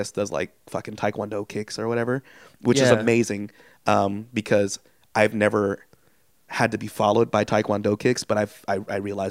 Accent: Vallejo, California, United States; I'm from Vallejo.

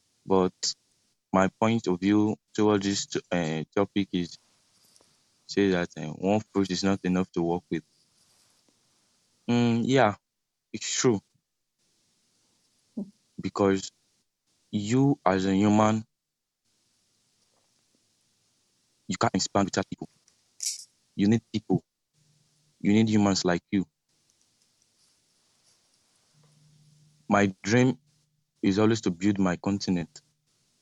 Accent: Nigeria; from Nigeria

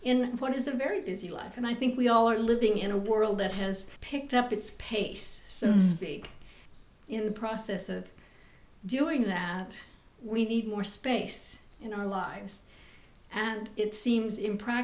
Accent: Midwest, United States; moved away as an adult; also born or lived in New York; I come from the Midwest, so it's a very solid, comforting background to come from.

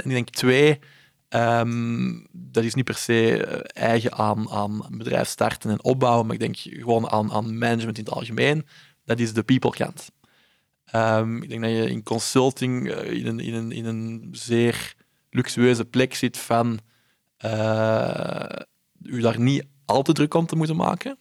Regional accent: Belgium; ik ben in België opgegroeid

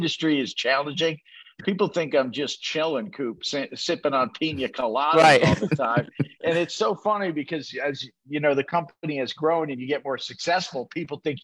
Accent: New Haven, Connecticut, United States; I'm from New Haven, Connecticut

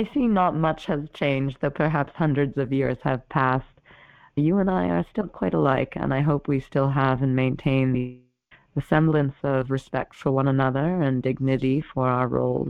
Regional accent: Plymouth, Massachusetts, United States; So I'm from the Plymouth Bay colony, where Shirtless is a very common surname.

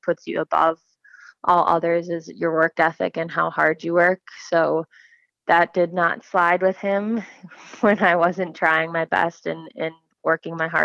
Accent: Wayzata, Minnesota, United States; I grew up in Wayzata youth hockey

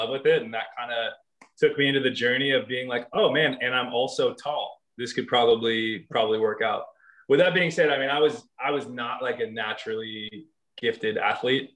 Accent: San Jose, California, United States; I grew up in San Jose

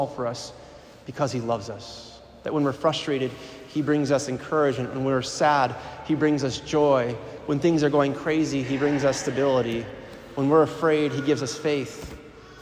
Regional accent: Milwaukee, Wisconsin, United States; moved away as an adult; also born or lived in Green Bay, Wisconsin; I'm originally from the Archdiocese in Milwaukee

